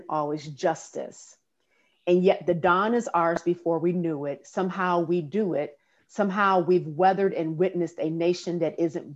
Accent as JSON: {"language": "English", "town": "Detroit", "region": "Michigan", "country": "United States", "said": "I am from Detroit"}